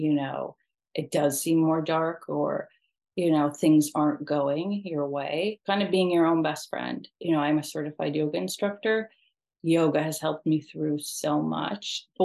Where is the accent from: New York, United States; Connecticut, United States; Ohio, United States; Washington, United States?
New York, United States; I'm from New York